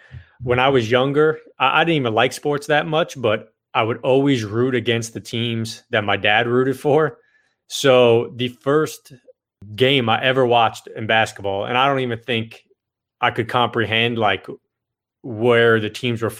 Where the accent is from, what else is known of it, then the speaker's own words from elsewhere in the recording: Connecticut, United States; We're from Connecticut